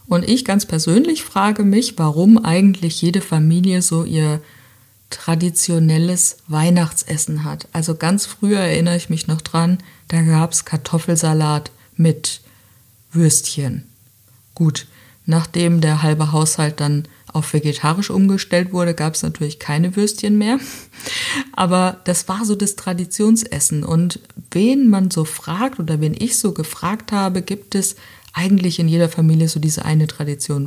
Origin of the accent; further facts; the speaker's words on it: Southern Germany, Germany; bei uns in Süddeutschland